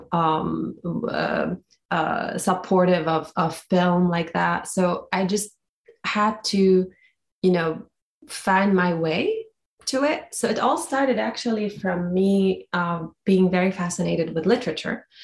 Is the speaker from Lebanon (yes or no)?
yes; Beirut, Beirut Governorate, Lebanon; moved away; growing up in Beirut during the war